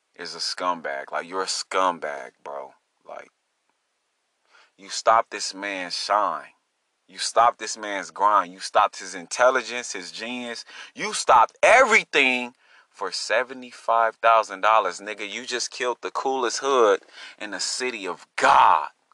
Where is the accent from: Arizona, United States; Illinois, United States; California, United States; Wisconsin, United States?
California, United States; Long Beach; I'm from Long Beach, California